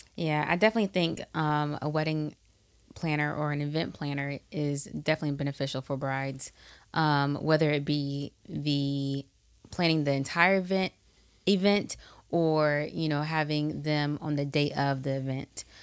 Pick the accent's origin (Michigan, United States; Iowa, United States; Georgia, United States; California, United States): Georgia, United States; Atlanta; we're from the A T L